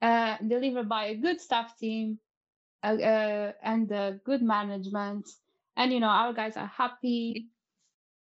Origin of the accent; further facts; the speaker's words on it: Portugal; moved away as an adult; now in Southampton, United Kingdom; I'm from Portugal